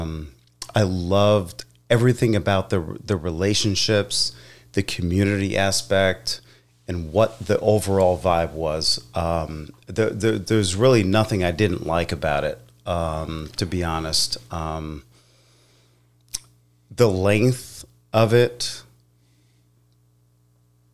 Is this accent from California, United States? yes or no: no; New Jersey, United States; growing up where I grew up in Jersey